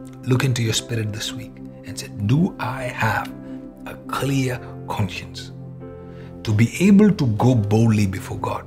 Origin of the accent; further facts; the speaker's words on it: Malayali, Kerala, India; first language Malayalam; English is a second language; All my Malayali people